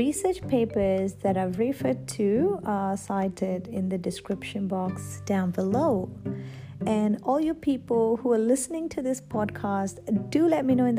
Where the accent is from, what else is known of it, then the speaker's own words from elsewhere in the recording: Nepal; moved away as an adult; now in Australia; I am from Nepal and I came to Australia when I was 27. Back home, I was already working in a managerial position